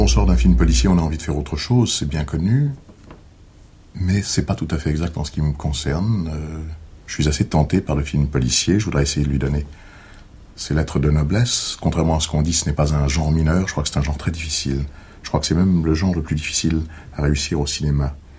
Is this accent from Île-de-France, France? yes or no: yes; Paris, Île-de-France, France; Je suis parisien. J'étais d'une petite bourgeoisie du 9e arrondissement. Je suis né Chaussée-d'Antin, j'y ai vécu 16 ans.